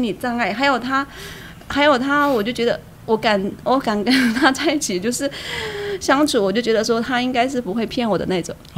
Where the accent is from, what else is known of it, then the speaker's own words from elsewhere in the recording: Yichang, Hubei, China; moved away as an adult; now in Taiwan; 我来自湖北宜昌。啊， 来到台湾多久？啊，我来台湾已经八年了